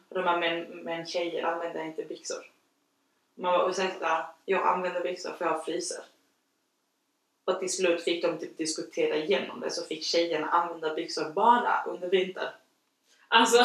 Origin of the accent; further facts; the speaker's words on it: Chile; now in Sweden; jag är uppfostrad i Chile